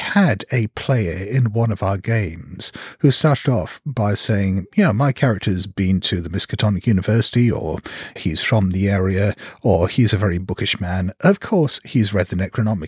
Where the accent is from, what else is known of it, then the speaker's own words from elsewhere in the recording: Hong Kong; I come from Hong Kong.